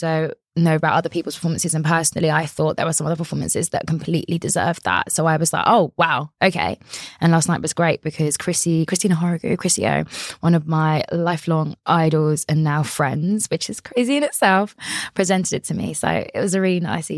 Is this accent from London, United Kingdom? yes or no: yes; London, United Kingdom; I grew up in Orpington in the Borough of Bromley, which is in London